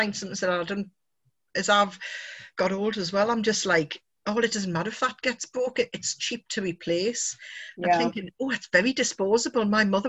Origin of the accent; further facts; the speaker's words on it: United Kingdom; We're very British to talk about the weather.